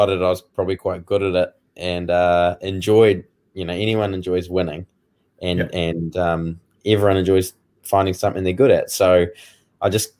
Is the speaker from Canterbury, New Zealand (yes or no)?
yes; Woodend, Canterbury, New Zealand; When I was younger, I grew up out in North Canterbury in Woodend